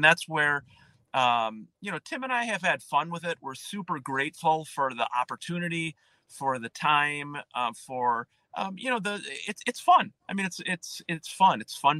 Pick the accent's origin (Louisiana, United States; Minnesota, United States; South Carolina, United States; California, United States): Minnesota, United States; New Prague; We had great bands growing up in New Prague.